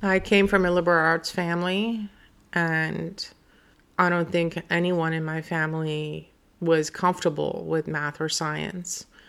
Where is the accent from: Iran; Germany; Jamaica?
Iran; now in United States; I was an immigrant from Iran